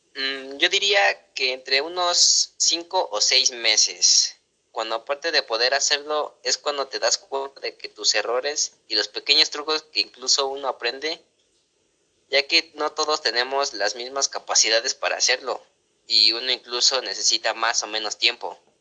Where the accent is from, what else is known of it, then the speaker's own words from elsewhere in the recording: Mexico City, Mexico; nací en la Ciudad de México